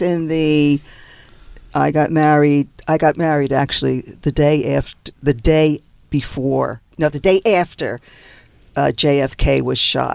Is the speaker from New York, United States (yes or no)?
yes; New York, United States; also born or lived in New Jersey; now in Los Angeles, United States; I'm from New York